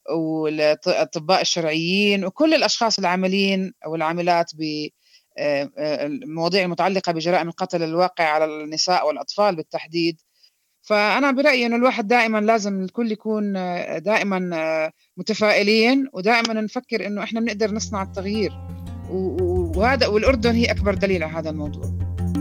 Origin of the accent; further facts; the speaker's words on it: Jordan; وأنا جنسيتي أردنية